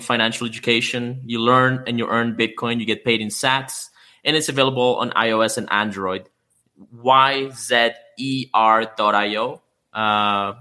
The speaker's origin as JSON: {"language": "English", "country": "Canada", "said": "I'm Canadian myself."}